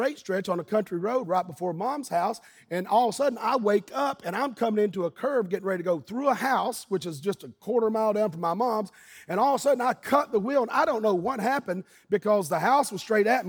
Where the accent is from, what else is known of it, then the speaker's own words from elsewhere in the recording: Eastern Kentucky, United States; being a little boy growing up in Eastern Kentucky